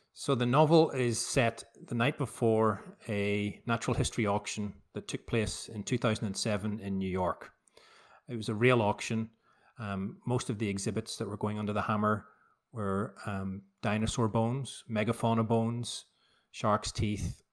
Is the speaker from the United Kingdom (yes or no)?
yes; Belfast, Northern Ireland, United Kingdom; as a kid growing up in Belfast. I was born in seventy-two